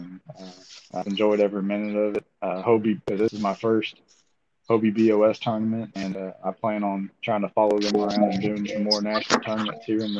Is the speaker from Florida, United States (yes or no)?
no; Conroe, Texas, United States; I'm from Conroe, Texas.